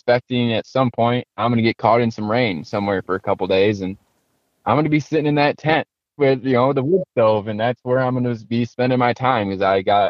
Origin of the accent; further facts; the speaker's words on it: Michigan, United States; I'm from Michigan